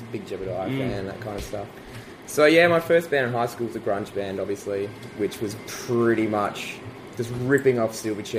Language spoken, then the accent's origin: English; Adelaide, South Australia, Australia; I'm born and raised Adelaide.